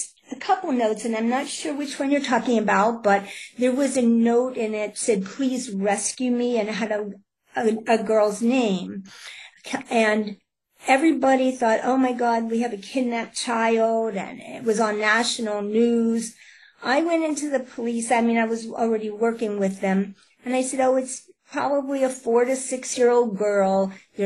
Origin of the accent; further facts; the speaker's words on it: Pittsburgh, Pennsylvania, United States; I'm from Pittsburgh, Pennsylvania.